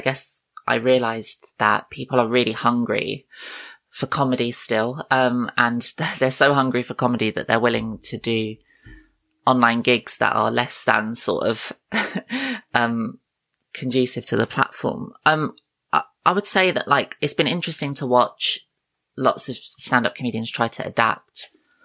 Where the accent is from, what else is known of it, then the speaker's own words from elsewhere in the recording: United Kingdom; I am a comedian from the United Kingdom